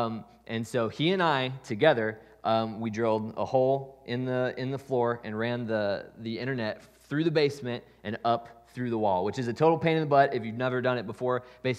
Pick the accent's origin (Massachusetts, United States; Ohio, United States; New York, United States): Ohio, United States; Columbus; So this year, my parents just sold the house that I grew up in Columbus.